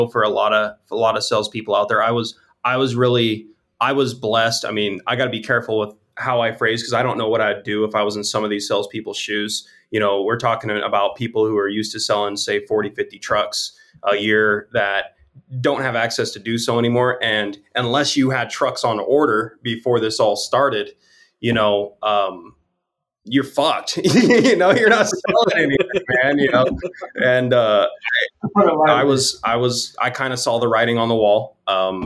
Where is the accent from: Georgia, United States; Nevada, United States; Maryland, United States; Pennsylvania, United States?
Nevada, United States; Las Vegas; I'm from Vegas